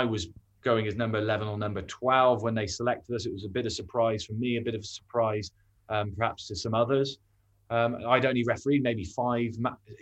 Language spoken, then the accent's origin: English; Forest of Dean, Gloucestershire, South West England, United Kingdom; I come from the Forest of Dean